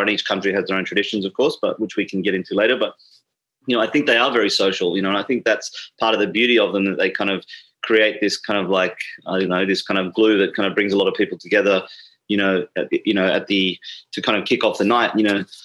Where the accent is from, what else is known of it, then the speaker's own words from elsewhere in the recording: Sydney, New South Wales, Australia; moved away; I, was born and raised in Sydney